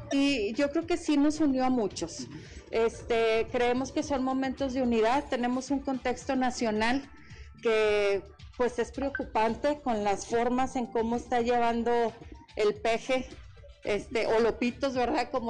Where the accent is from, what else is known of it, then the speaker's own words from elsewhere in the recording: Mexico; antes de ser panistas somos mexicanos y tenemos que llegar con unidad a los siguientes procesos